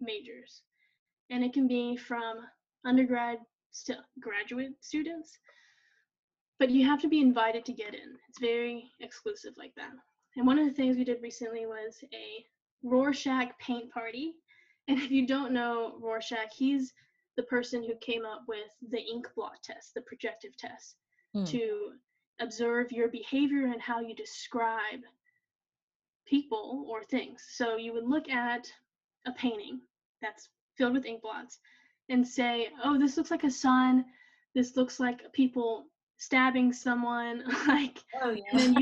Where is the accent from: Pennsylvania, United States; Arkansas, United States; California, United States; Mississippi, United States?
Mississippi, United States; Tupelo; Tupelo, my hometown